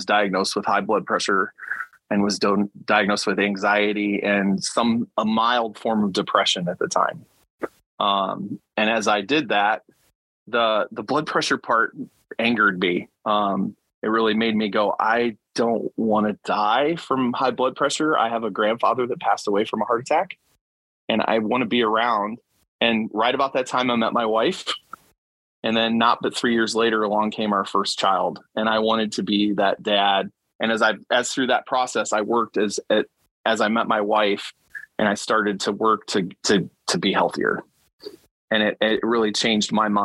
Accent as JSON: {"language": "English", "town": "Elkhart", "region": "Indiana", "country": "United States", "tie": "born or raised there", "lives_now": "Mishawaka, United States", "said": "I'm originally from Elkhart, Indiana, musical instrument capital of the world. Was born in Indianapolis. I had two parents that moved to Elkhart."}